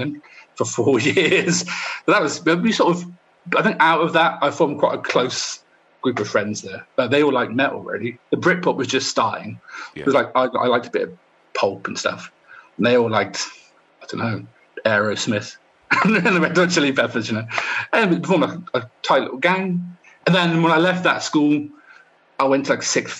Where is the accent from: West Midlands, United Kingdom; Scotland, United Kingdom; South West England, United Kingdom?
South West England, United Kingdom; Poole; moved away as an adult; also born or lived in Bournemouth / London; I'm from Bournemouth, or Poole, actually, which is next to Bournemouth